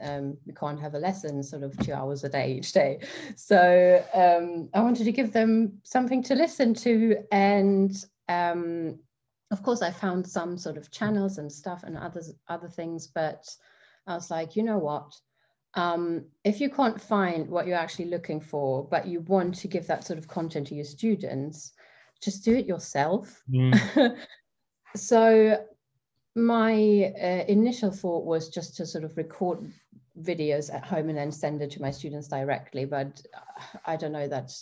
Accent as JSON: {"language": "English", "country": "Germany", "tie": "born or raised there", "moved": "as an adult", "lives_now": "England, United Kingdom", "said": "I'm German. I was born in Germany, grew up in Germany. And then 6 years ago, I moved to England, where I still am now."}